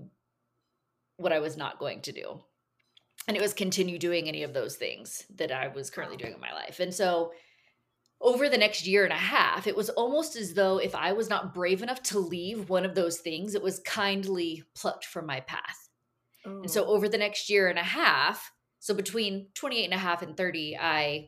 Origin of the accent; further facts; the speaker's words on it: Caldwell, Texas, United States; Born and raised in Texas, lived in a really small town during some of the formative years, like 12 to 18. We lived in the big town of Caldwell, Texas, on a big cattle ranch